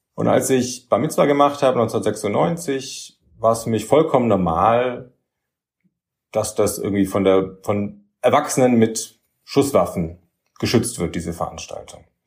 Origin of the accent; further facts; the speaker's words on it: Nuremberg, Bavaria, Germany; also born or lived in Erlangen; Ich bin ähm, aufgewachsen in Nürnberg, in der jüdischen Gemeinde, die auch in Nürnberg winzig klein war ähm, in den 80ern und frühen 90er Jahren